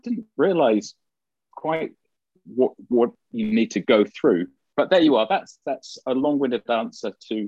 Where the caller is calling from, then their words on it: London, United Kingdom; So I'm in North London, and yeah, it's sunny here.